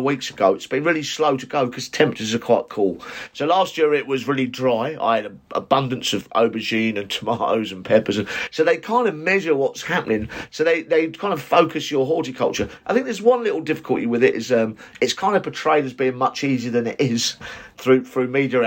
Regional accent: United Kingdom; British gardeners

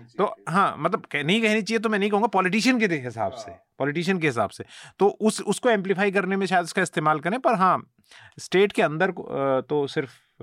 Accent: Uttarakhand, India; मैं क्योंकि उत्तराखंड से आता हूँ

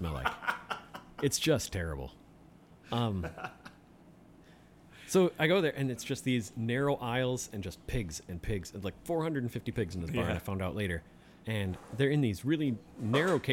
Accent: Kenosha, Wisconsin, United States; also born or lived in south central Minnesota; I grew up in Kenosha

